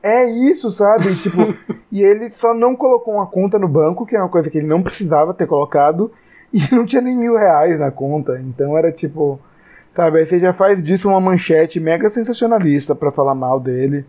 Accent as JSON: {"language": "Portuguese", "town": "Salvador", "region": "Bahia", "country": "Brazil", "said": "nós somos de Salvador, uma cidade que não teve segundo turno"}